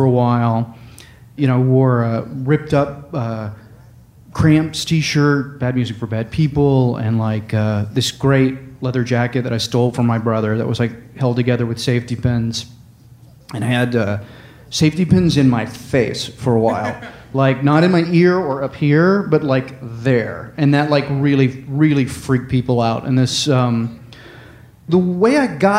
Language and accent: English; Farragut, Tennessee, United States; also born or lived in Murfreesboro, Tennessee; But we moved in the fifth grade from Murfreesboro, Tennessee, which had like 2,000 people, to Farragut, Tennessee, which had like 15,000 people